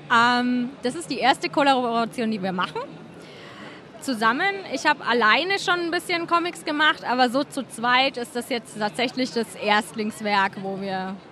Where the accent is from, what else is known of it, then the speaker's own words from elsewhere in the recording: Germany; wir kommen halt aus Deutschland